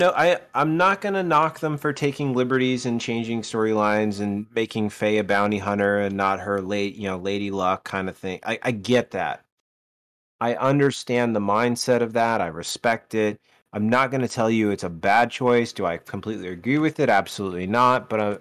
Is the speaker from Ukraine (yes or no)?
no; the South, United States; accent: southern; moved away; My southern accent starts to come out real well